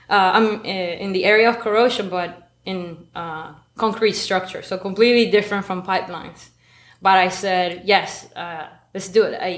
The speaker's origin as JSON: {"language": "English", "town": "Maracaibo", "region": "Zulia", "country": "Venezuela", "tie": "born or raised there", "second_language": "English", "moved": "yes", "said": "so I I am a maracucha. I grew up. I was born and raised in Maracaibo, Venezuela. Raised by a family of academics."}